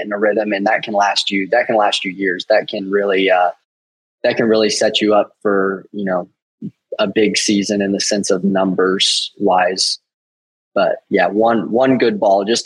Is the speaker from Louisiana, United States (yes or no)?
no; Piedmont, Oklahoma, United States; I grew up in Piedmont, Oklahoma